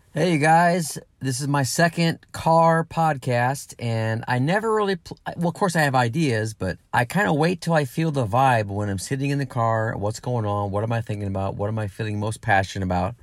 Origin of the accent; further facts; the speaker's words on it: Granite City, Illinois, United States; moved away as an adult; also born or lived in Los Angeles / San Diego / Nashville; my hometown, you know, the Midwest, the St. Louis area, Granite City, Illinois, where I'm from originally.